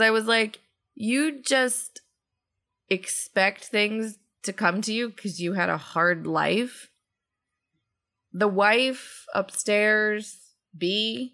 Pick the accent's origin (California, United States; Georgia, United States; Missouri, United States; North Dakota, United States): Georgia, United States; I come to everything from the South from a Georgia perspective